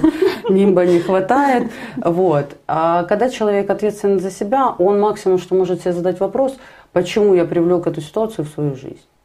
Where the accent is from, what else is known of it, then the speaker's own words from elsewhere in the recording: Kharkiv, Kharkiv Oblast, Ukraine; Я сама харьковчанка, мои родители живут в Харькове